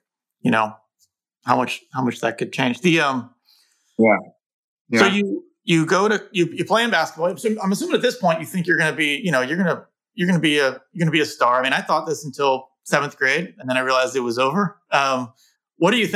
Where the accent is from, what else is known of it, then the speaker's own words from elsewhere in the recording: Bay Area, California, United States; growing up in the Bay Area